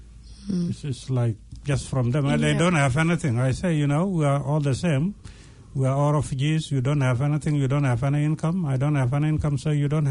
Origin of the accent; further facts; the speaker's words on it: Sudan; moved away as an adult; also born or lived in Ethiopia; now in New Zealand; we came from Sudan. It was a refugee camp